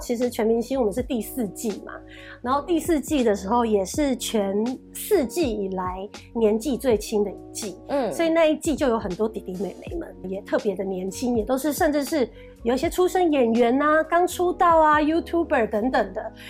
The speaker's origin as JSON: {"language": "Chinese", "region": "Kaohsiung", "country": "Taiwan", "said": "然后南很健康，很健康南部，因为我是高雄人，我是南部小孩，我就很爱吃"}